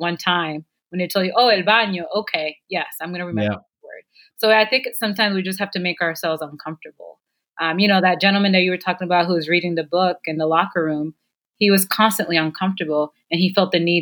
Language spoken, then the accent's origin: English; United States; also born or lived in Caribbean; I was born here in the States, but my mother doesn't speak English. So at home, we always spoke Spanish